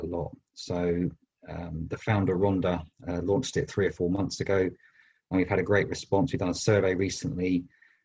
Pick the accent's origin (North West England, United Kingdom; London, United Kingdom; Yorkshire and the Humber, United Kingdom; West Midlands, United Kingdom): London, United Kingdom; moved away as an adult; now in Bristol, United Kingdom; I was born in London, but I moved to Bristol 20 years ago